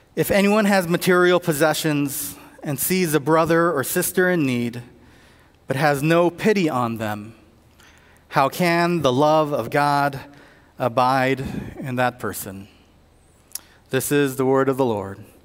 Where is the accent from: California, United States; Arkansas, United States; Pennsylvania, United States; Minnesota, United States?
California, United States; Southern; I'm from Southern California